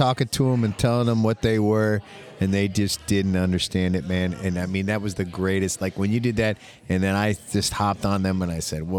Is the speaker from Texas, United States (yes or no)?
no; Kansas City, Missouri, United States; now in St. Louis, United States; I grew up in Kansas City